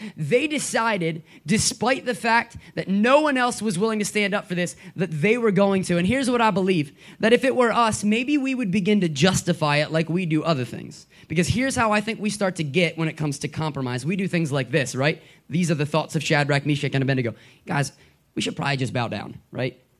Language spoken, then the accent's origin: English; Gettysburg area, Pennsylvania, United States; now in Philadelphia area, United States; I'm from uh, Gettysburg, and when I say Gettysburg, what I mean is I'm from a town so small that no one's ever heard of it